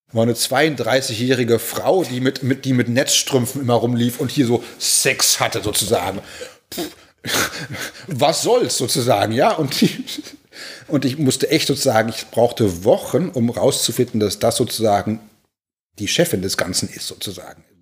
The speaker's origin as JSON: {"language": "German", "region": "Berlin", "country": "Germany", "tie": "born or raised there", "moved": "yes", "said": "ich vermisse meine, meine Heimatstadt, gerade Berlin, äh, äh, täglich, aber äh, ich könnte da nie arbeiten."}